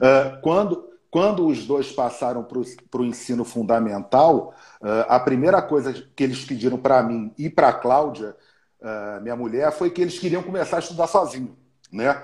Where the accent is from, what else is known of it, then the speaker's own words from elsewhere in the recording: Rio de Janeiro, Brazil; sou carioca, eu sou carioca, era do Flamengo